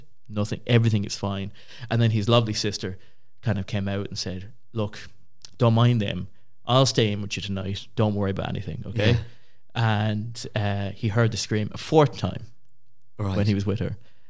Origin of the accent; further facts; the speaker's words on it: Ireland; we are Irish